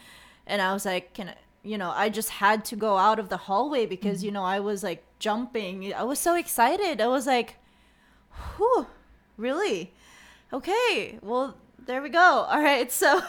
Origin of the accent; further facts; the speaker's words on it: Bacolod, Negros Occidental, Philippines; Okay, I'm from La Salle, Bacolod.